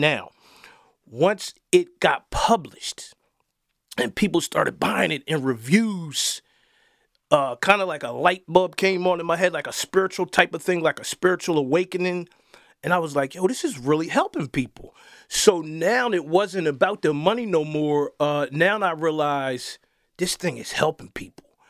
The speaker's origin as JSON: {"language": "English", "town": "Wilmington", "country": "United States", "tie": "born or raised there", "said": "I did grow up in the inner city, uh, Wilmington."}